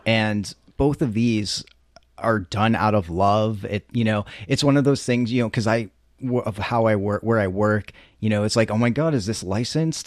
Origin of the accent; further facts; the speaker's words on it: East Coast, United States; moved away; I'm from the East Coast